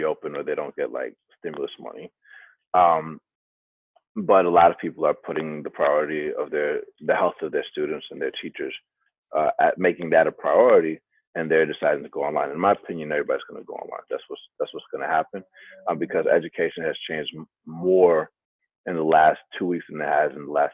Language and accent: English; Atlanta, Georgia, United States; I grew up in Atlanta